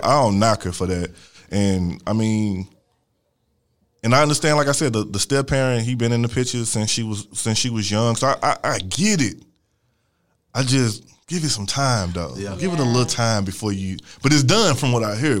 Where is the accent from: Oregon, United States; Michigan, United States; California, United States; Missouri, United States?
Missouri, United States; St. Louis; I'm from Missouri. I went to. Uh, I was in a program in Missouri when I went to school